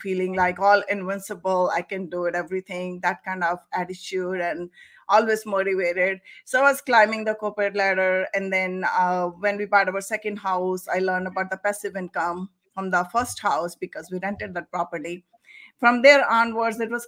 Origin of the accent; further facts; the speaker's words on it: India; moved away; I am from India originally.